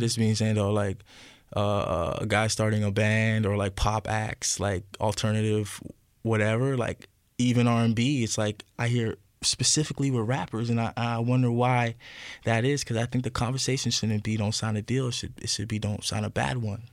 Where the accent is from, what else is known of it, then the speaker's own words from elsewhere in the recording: Ajax, Ontario, Canada; moved away as an adult; also born or lived in Scarborough, Ontario / Parkdale, Toronto; where my mother raised me is Ajax